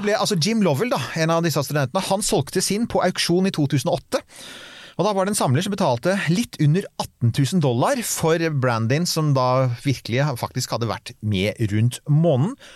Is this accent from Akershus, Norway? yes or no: yes; Bærum, Akershus, Norway; jeg er fra Bærum